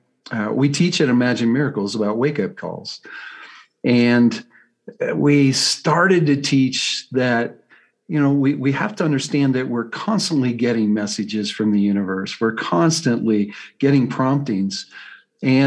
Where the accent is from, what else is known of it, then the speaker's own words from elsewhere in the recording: Colorado, United States; I'm from Colorado, USA